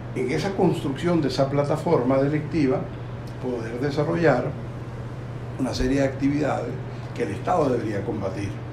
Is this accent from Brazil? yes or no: no; Venezuela; also born or lived in Uruguay; yo como buen venezolano